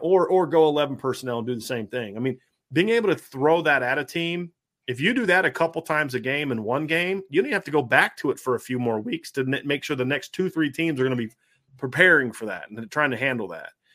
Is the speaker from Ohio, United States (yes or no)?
yes; Ohio, United States; growing up in Ohio